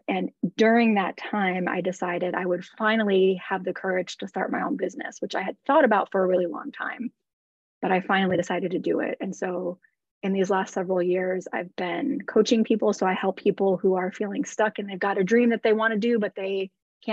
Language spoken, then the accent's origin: English; the Midwest in Wisconsin and Minnesota, United States; moved away as an adult; also born or lived in Los Angeles, United States; now in St. Petersburg, United States; I grew up in the Midwest in Wisconsin and Minnesota.